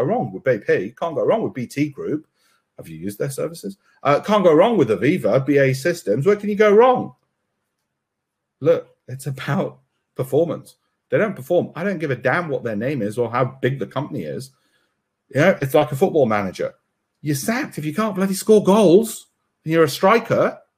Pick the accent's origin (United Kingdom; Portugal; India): India; I've got cousins in Florida. I'm Indian, of course I have, you know, and cousins in California.